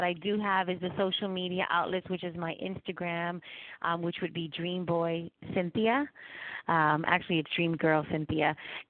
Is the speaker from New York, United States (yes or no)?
yes; New York City, New York, United States; moved away as an adult; now in Florida, United States; I was born and raised in New York City, Spanish Harlem, and I currently live in Florida for the past 9 years.